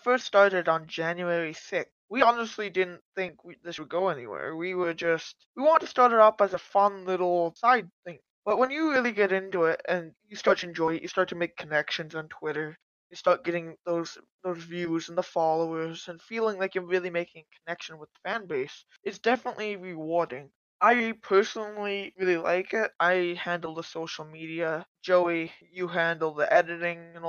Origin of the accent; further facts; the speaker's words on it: Canada; I'm a Canadian